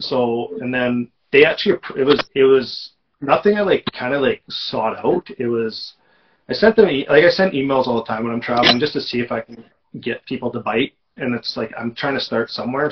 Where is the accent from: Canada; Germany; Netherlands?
Canada; Manitoba; moved away; growing up in Manitoba